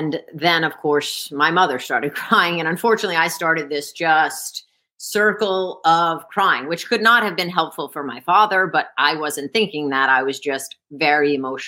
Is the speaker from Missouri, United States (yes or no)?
no; Scarsdale, New York, United States; moved away; I grew up in Scarsdale, New York